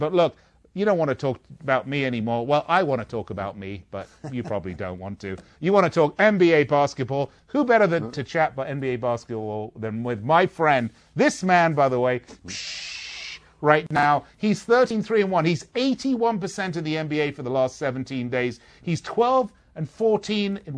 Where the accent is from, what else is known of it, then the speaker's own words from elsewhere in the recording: England, United Kingdom; I'm English